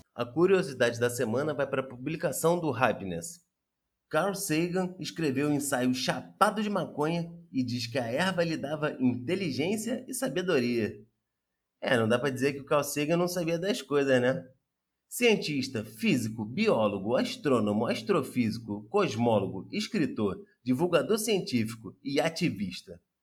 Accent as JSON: {"language": "Portuguese", "region": "Rio de Janeiro", "country": "Brazil", "said": "como carioca"}